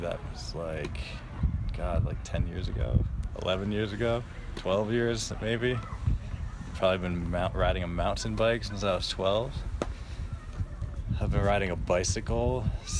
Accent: New York, United States; I grew up near in New York

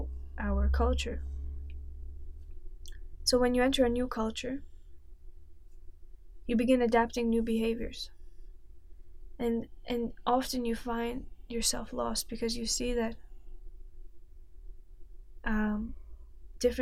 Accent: Lithuania; moved away as an adult; now in London, United Kingdom; I came back from Lithuania

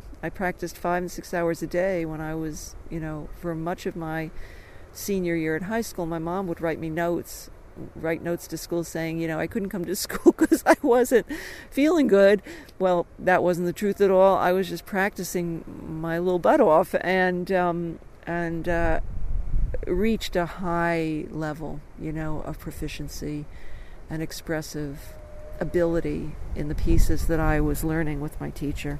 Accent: Dobbs Ferry, New York, United States; I grew up outside of New York in this beautiful place called Dobbs Ferry

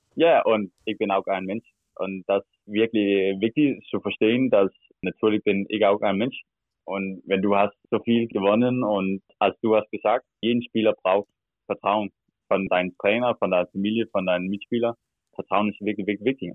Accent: Denmark; German is a second language; moved away as an adult; now in Berlin, Germany; ich komme aus Stern, das ist 8000 Einwohner

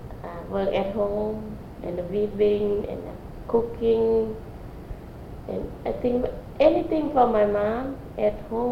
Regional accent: Mahaxay, Khammouane, Laos; English is a second language; moved away as an adult; also born or lived in Thailand / Philippines; now in St. Louis, United States; Yeah, I'm born from Laos.

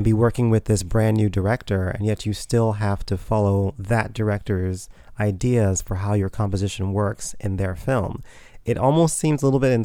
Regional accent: Houston, Texas, United States; moved away as an adult; also born or lived in Ohio; now in New York City, United States; I was born and raised in Houston, Texas

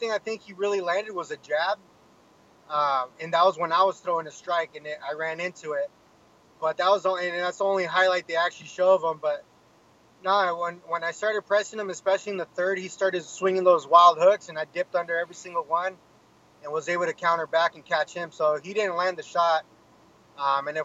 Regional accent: Menifee, California, United States; I grew up in Menifee

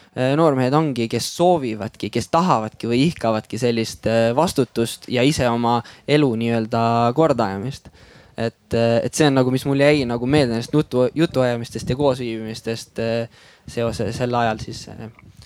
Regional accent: Väätsa, Järva County, Estonia; tegelikult ma olen pärit äh, siitsamalt äh, Väätsalt

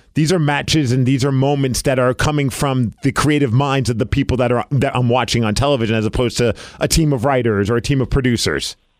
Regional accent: New York City, New York, United States; I grew up in Brooklyn

